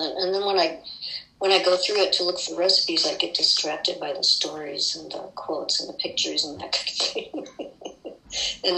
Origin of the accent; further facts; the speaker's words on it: Midwest, United States; all those recipes that I grew up with in the Midwest